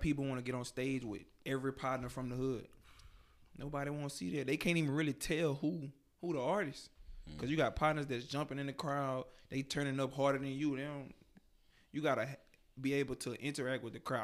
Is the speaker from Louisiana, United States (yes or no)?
yes; Baton Rouge, Louisiana, United States; I'm 24 from Baton Rouge, Louisiana, 225 Scotlandville